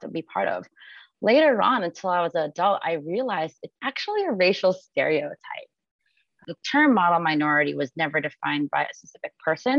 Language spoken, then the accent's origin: English; Miami, Florida, United States; I grew up in the beautiful city of Miami, Florida, as a first generation American to hardworking Filipino Americans